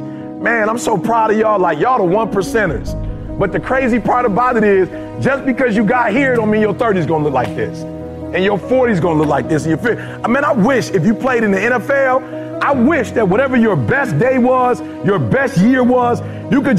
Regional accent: Detroit, Michigan, United States; also born or lived in Chicago; I'm from Chicago originally, grew up in Detroit

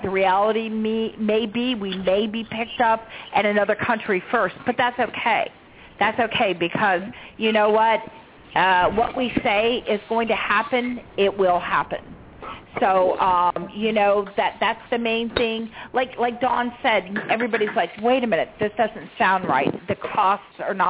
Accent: the South, United States; I'm from the South

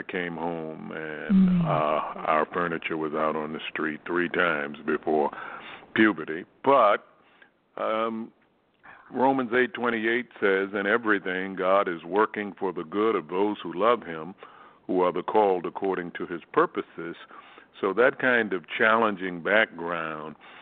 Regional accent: Baltimore, Maryland, United States; I grew up in Baltimore, Maryland

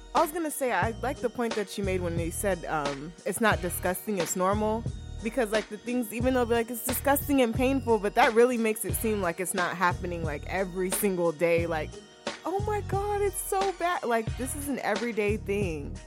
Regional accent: the South, United States; now in California, United States; we are from the South

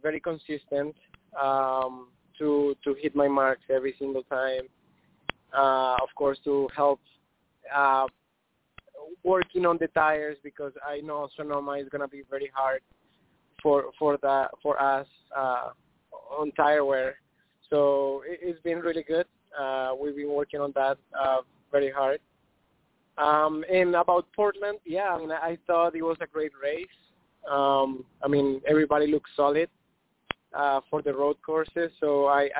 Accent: Colombia; I'm from Colombia

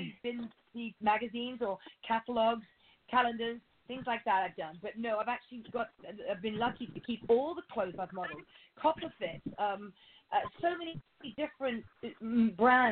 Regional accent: United Kingdom; now in Los Angeles, United States; being British

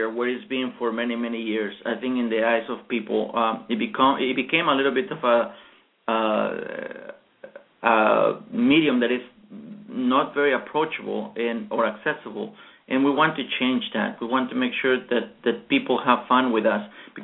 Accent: Mexico; now in Washington, D.C., United States; I'm from Mexico

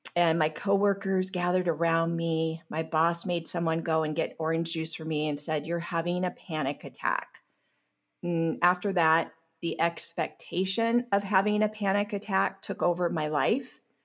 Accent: Long Beach, California, United States; I grew up in Long Beach, California.

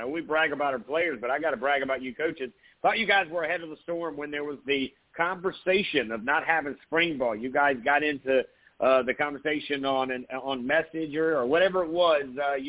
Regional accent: Myrtle Beach, South Carolina, United States; Where I grew up there in Myrtle Beach

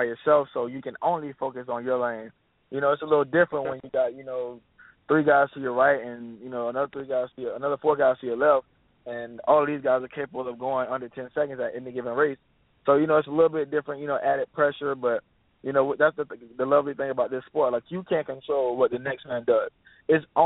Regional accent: Orlando, Florida, United States; It's my hometown. You know, I'm from Orlando, Florida

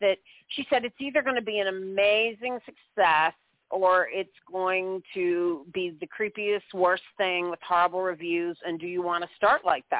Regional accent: St. Louis, Missouri, United States; moved away as an adult; also born or lived in Kirksville, Missouri; now in New York, United States; I was born in St. Louis, Missouri, actually.

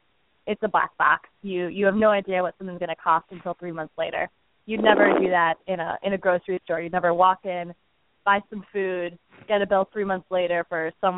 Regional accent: Cleveland, Ohio, United States; now in San Francisco, United States; I'm from Cleveland originally. I currently live in San Francisco

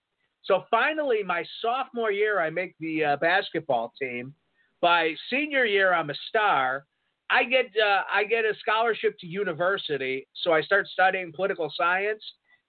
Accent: United Kingdom; born there; I was born in Britain. I was a lady. I was born in Britain.

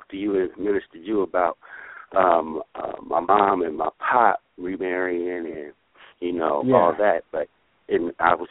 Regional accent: Sacramento, California, United States; I was born in Sacramento

